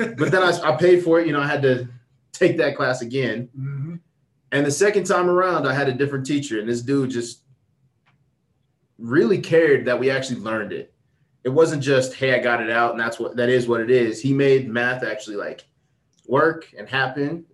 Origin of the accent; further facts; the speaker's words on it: Thornton, Colorado, United States; I grew up in North Thornton